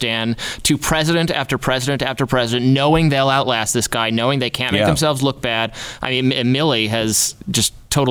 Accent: Michigan, United States; moved away; I'm from Michigan originally.

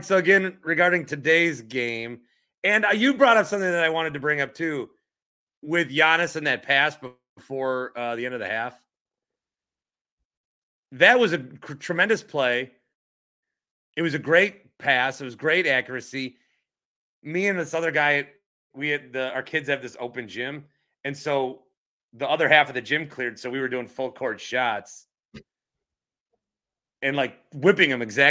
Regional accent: La Crosse, Wisconsin, United States; I say I'm from La Crosse.

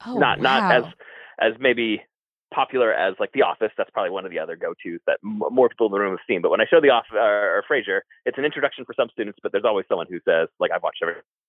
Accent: Virginia, United States; now in Utah, United States; Virginia is where we're originally from.

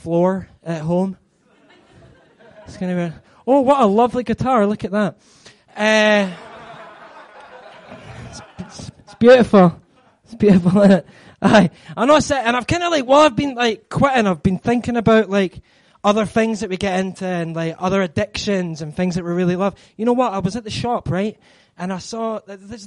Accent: Scotland, United Kingdom; I'm Scottish. I'm Scottish

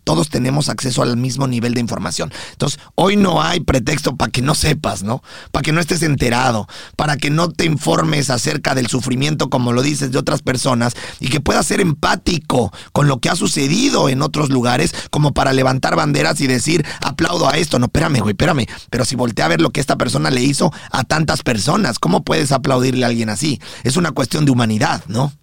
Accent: Mexico; now in United States; yo como mexicano

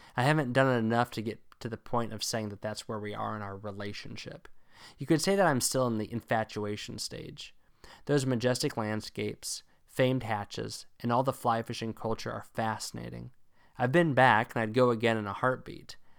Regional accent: Northern Virginia, United States; also born or lived in Illinois; I spent most of my formative years and especially my formative fly fishing years in Northern Virginia.

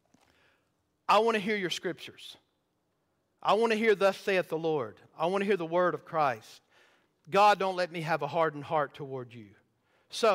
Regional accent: the South, United States; I grew up in the South

